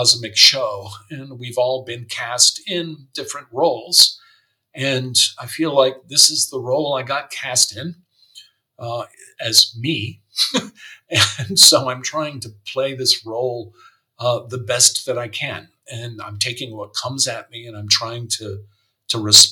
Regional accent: United States; moved away as an adult; also born or lived in San Francisco / New York; now in Germany; being an American and having grown up in the United States

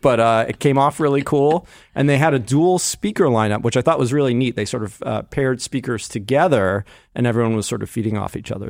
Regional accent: New Jersey, United States; moved away; I'm from New Jersey originally, and I, I think I've moved back, like, two or three times, too

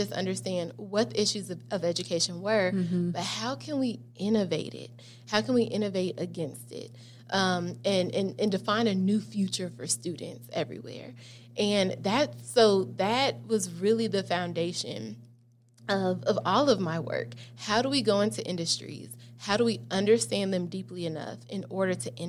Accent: Chicago, Illinois, United States; moved away as an adult; also born or lived in Atlanta, Georgia / Houston, Texas; grew up in Chicago. I like to say I was born in Chicago, raised in Atlanta, and I grew up in Houston

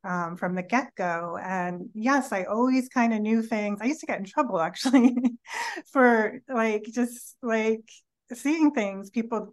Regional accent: New York City, New York, United States; moved away; also born or lived in California; I grew up in New York City in an apartment building, like on the 14th floor

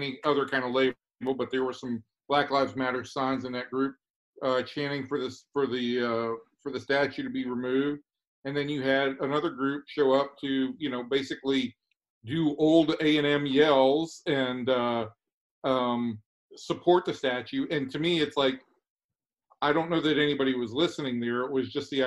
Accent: Atlanta, Georgia, United States; moved away; my hometown, the Stone Mountain is an icon in Atlanta.

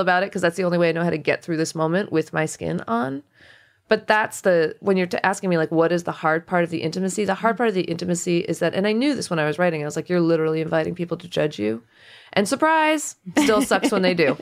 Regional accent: United States; as an Indian American

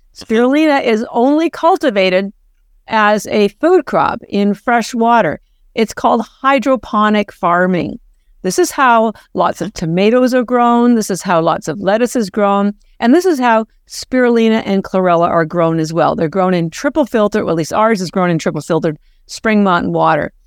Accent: Canada; moved away as an adult; now in Boston, United States; we're both Canadian

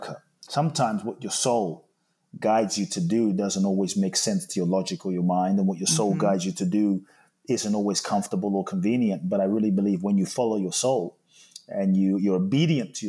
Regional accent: London, United Kingdom; moved away as an adult; also born or lived in Ghana; now in United States; I grew up in London, live in the US now since 18

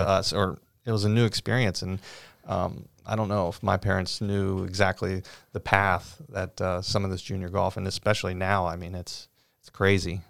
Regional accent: Cincinnati, Ohio, United States; growing up on the west side of Cincinnati

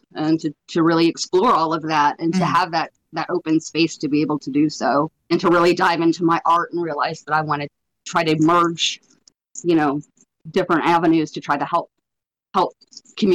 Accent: Atlanta, Georgia, United States; I grew up in Atlanta, and my mom was an apartment manager

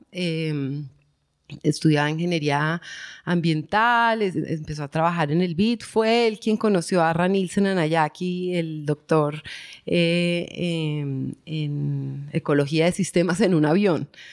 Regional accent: Bogotá, Colombia; moved away; also born or lived in Medellín; crecí en Bogotá, pero pues mis ancestros y todos son de acá

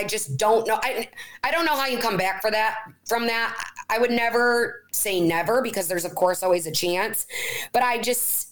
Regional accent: Chicago, Illinois, United States; I'm a big Bears fan because I'm from Chicago.

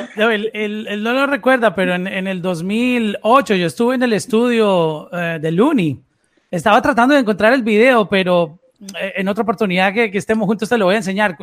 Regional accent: Colombia; soy colombiano

